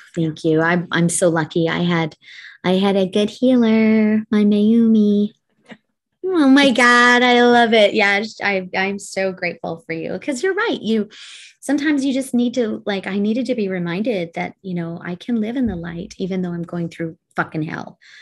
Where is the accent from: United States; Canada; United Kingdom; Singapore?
Canada; I'm Canadian. So we graduate speaking French